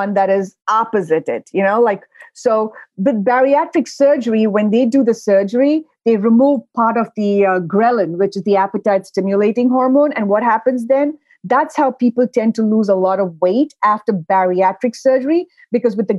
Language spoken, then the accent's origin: English; India; moved away; Growing up, I grew up in India